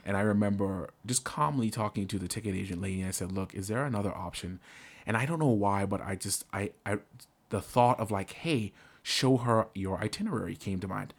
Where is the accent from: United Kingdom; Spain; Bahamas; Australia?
Bahamas; now in United States; I'm originally from the Bahamas. So all of my, uh, immigration documents are still my Bahamian documents